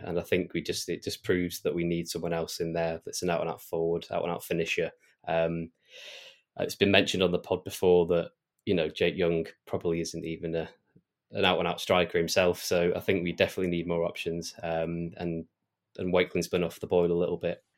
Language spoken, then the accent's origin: English; Oxfordshire, South East England, United Kingdom; I'm actually from Oxfordshire, originally.